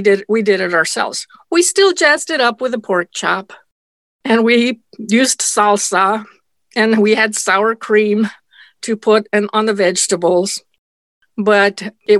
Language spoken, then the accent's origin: English; Nyssa, Oregon, United States; English is a second language; And by then we lived in what I call my hometown in America, in Nisa, Oregon, in Eastern Oregon.